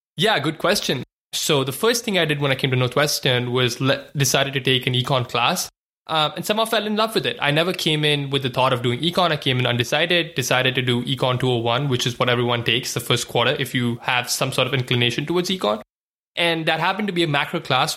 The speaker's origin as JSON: {"language": "English", "country": "India", "tie": "born or raised there", "moved": "as an adult", "lives_now": "United States", "said": "was born and raised in India, you know, spent eighteen years of my life there"}